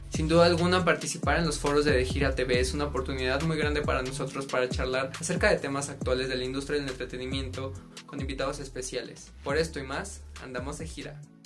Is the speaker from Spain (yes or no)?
no; Mexico; como buen mexicano